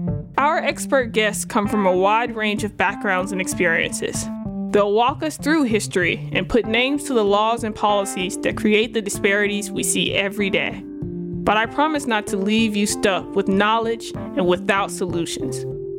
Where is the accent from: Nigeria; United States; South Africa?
United States; the Delta South; I grew up in the Delta South to a working class single parent